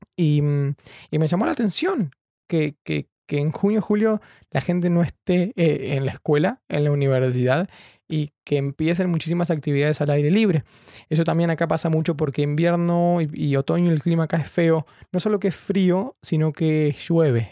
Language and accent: Spanish; Chubut, Argentina; moved away as an adult; also born or lived in Buenos Aires; now in London, United Kingdom; Yo vivo, soy de Chubut, eh, sobre la costa